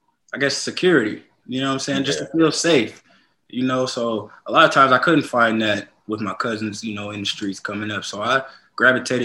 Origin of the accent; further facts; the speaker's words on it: Stockton, California, United States; Born and raised in Stockton, California